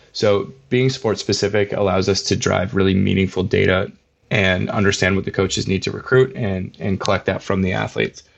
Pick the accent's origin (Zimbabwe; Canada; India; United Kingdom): Canada; Vancouver Island, British Columbia; I grew up on Vancouver Island.